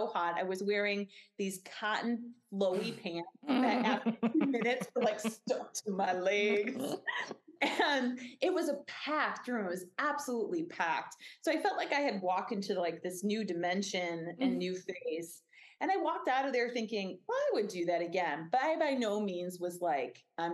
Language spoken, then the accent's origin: English; Northwestern suburbs, Illinois, United States; also born or lived in Mississippi River, Illinois side; Both of us grew up in the Northwestern suburbs